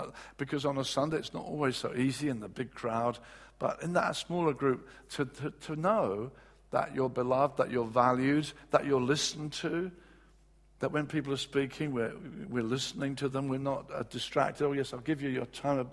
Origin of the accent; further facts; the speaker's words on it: England, United Kingdom; as English guys